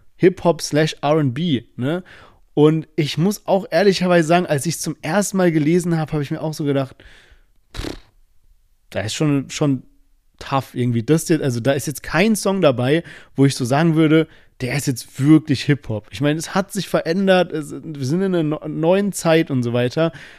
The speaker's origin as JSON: {"language": "German", "country": "Germany", "tie": "born or raised there", "said": "wir sind beide immer in Teilen von Deutschland aufgewachsen"}